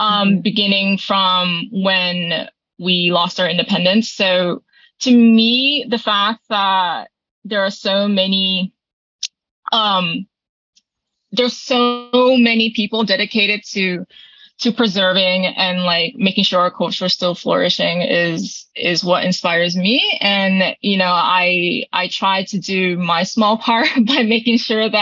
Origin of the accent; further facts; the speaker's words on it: Okinawa, Japan; moved away; also born or lived in Miyakojima, Japan; I also claim Okinawa because that is my primary home and it's where I lived the longest.